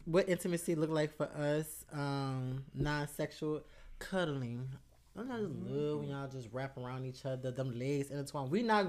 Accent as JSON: {"language": "English", "region": "Louisiana", "country": "United States", "tie": "born or raised there", "said": "Growing up in Louisiana"}